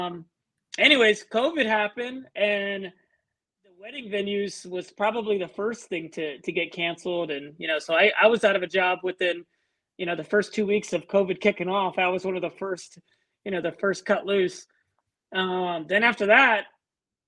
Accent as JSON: {"language": "English", "town": "San Antonio", "region": "Texas", "country": "United States", "tie": "born or raised there", "said": "I'm from Texas. I'm out of San Antonio"}